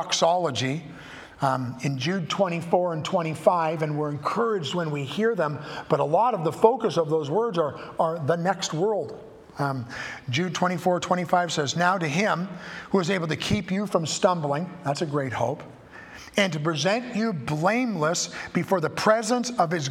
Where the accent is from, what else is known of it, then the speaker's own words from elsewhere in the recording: Canada; I have a passport that says I'm a Canadian